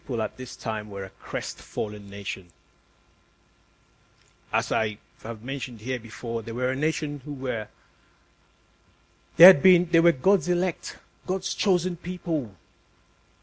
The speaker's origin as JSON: {"language": "English", "country": "Nigeria", "moved": "yes", "said": "I'm from Nigeria"}